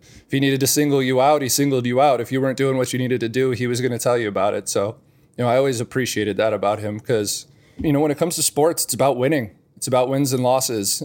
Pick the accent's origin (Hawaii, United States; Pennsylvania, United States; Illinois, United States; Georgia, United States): Illinois, United States; thirty minutes outside of Northwestern; moved away as an adult; also born or lived in Wisconsin; I grew up thirty minutes outside of Northwestern